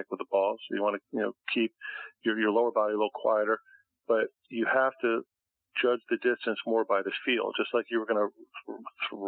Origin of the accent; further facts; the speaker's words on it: Connecticut, United States; now in Boca Raton, United States; my home state of Connecticut